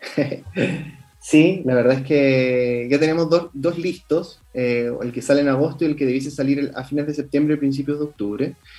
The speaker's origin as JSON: {"language": "Spanish", "country": "Chile", "said": "yo soy chileno"}